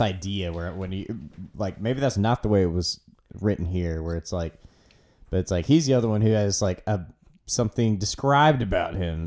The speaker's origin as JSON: {"language": "English", "country": "United States", "tie": "born or raised there", "said": "born here yeah yep still here"}